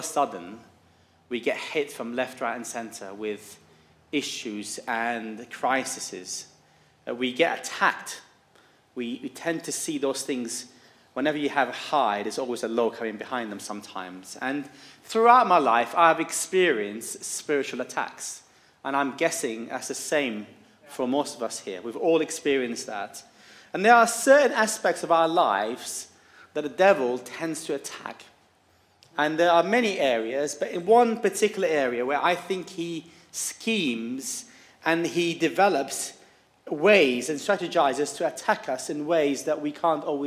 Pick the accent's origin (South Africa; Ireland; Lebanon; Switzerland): Lebanon; Beirut, Beirut Governorate; moved away; I grew up in Lebanon, in war-torn Beirut. I grew up in an orphanage